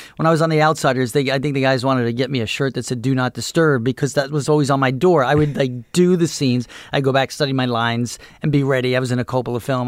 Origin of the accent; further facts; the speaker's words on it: Dix Hills, New York, United States; I grew up in Dix Hills.